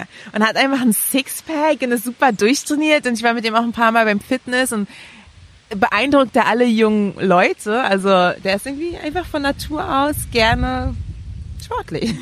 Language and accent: German; Berlin, Germany; Ich bin in Friedrichshain geboren und auch aufgewachsen tatsächlich